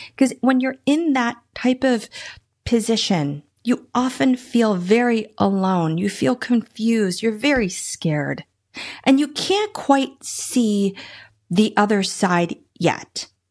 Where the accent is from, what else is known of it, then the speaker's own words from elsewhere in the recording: Washington, District of Columbia, United States; also born or lived in Iowa, United States / Boston, Massachusetts, United States; Was born in Iowa, but then lived in Boston, Massachusetts till I was nine, and then I grew up in the D C metro area